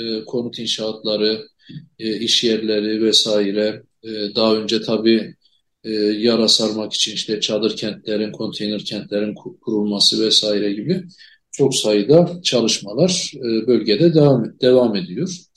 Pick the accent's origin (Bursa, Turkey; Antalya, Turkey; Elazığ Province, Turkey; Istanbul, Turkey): Elazığ Province, Turkey; Elazığ; Hatta ben Elazığlıyım. Elazığ'ı da biliyorum.